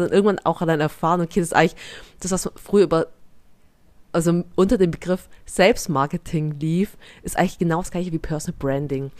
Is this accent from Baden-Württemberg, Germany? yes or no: yes; near Stuttgart, Baden-Württemberg, Germany; accent: Swabian; bezeichne mich gerne als schwäbische Vietnamesin, meine Eltern kommen aus Vietnam, ich bin hier in der Nähe von Stuttgart aufgewachsen